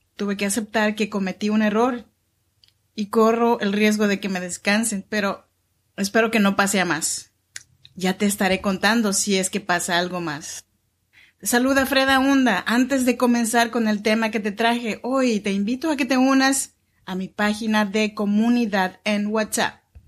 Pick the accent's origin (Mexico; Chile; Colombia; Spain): Mexico; Chinantla region, Oaxaca; moved away as an adult; now in Sacramento, United States; Soy mexicana oaxaqueña de la región chinanteca y vivo aquí en Sacramento, California desde hace ya 14 años